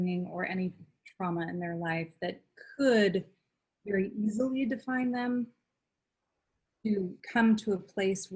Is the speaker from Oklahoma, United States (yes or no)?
no; Duluth, Minnesota, United States; I grew up in Duluth, Minnesota, near Lake Superior.